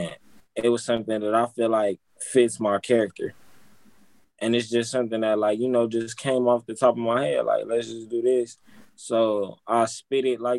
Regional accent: Compton, California, United States; I'm from Compton

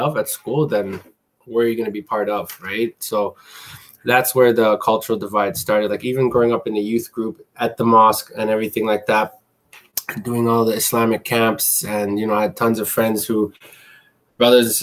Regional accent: Canada; also born or lived in Middle East / Asia; growing up in Canada, it was as first generation. I can specify that because, I came here when I was about 4 or 5 years old

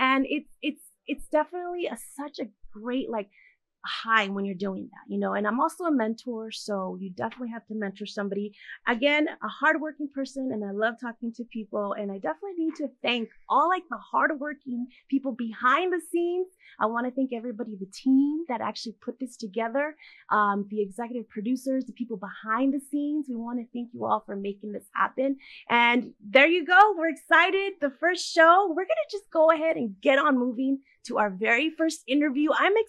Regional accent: California, United States; also born or lived in Nayarit, Mexico; So I was born in Nayarit, Mexico, and I was actually raised here in Orange County, California. So I did actually lose the accent.

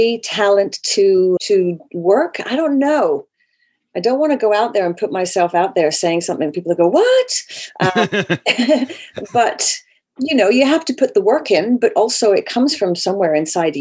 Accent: United Kingdom; moved away as an adult; also born or lived in Vancouver, Canada; I was raised in the United Kingdom.

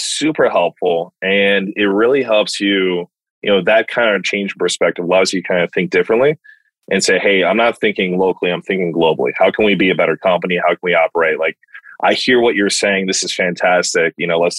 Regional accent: United States; as an American that's only worked for Americans

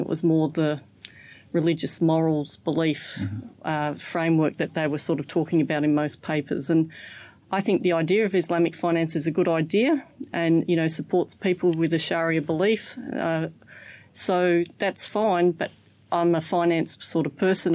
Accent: Australia; I'm from Australia.

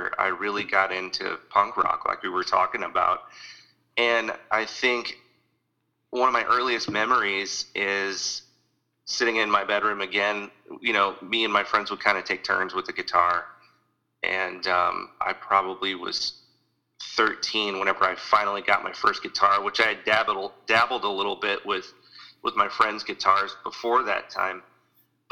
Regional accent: Sullivan, Missouri, United States; I was from Sullivan, which is mid-Missouri.

